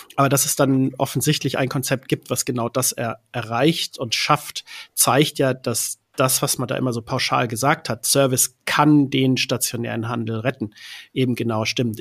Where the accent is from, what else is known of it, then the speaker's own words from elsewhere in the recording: Hamburg, Germany; ich komme aus Hamburg